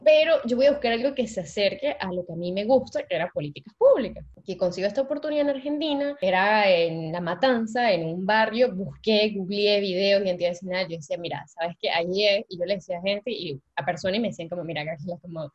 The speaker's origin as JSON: {"language": "Spanish", "country": "Venezuela", "moved": "yes", "said": "yo como buena venezolana"}